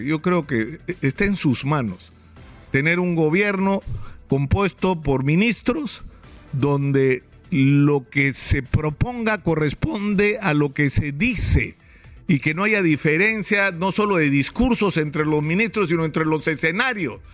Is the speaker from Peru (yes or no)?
yes; Peru; los peruanos